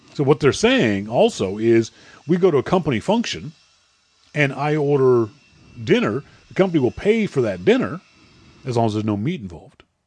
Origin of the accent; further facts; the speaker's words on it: Halifax, Nova Scotia, Canada; now in Vancouver, Canada; Halifax is my first, my hometown